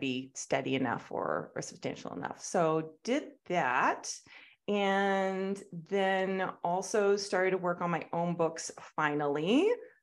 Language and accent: English; Canada; I grew up in Canada